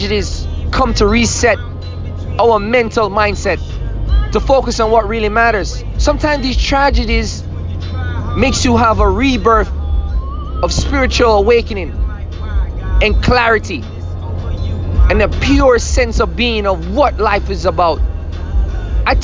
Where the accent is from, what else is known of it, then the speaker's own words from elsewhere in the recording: Jamaica; now in Austin, United States; I'm Jamaican